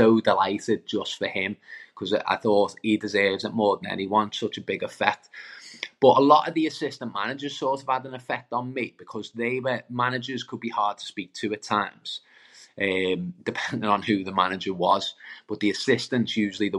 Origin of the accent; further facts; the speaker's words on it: Birkenhead, North West England, United Kingdom; I'm from Lochferry, I'm from Birkenhead